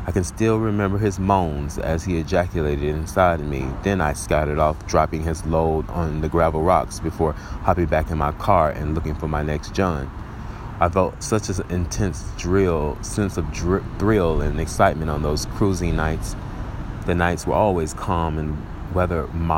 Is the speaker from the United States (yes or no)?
yes; Little Rock, Arkansas, United States; my hometown of Little Rock, Arkansas.